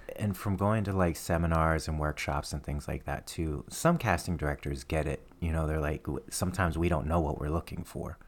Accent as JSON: {"language": "English", "town": "Nashville", "region": "Tennessee", "country": "United States", "tie": "born or raised there", "also_born_or_lived": "Trenton, New Jersey", "said": "I, grew up in Nashville, Tennessee"}